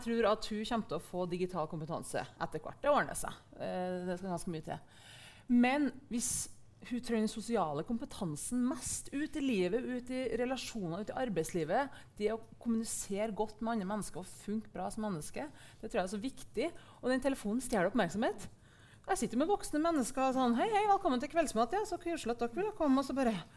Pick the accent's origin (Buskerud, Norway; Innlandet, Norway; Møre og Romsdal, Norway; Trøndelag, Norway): Trøndelag, Norway; Verdal; vokste opp på Verdalen på 90-tallet